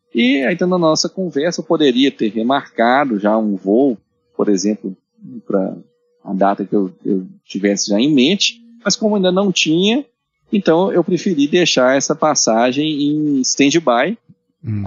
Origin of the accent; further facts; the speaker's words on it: Minas Gerais, Brazil; nós somos mineiros.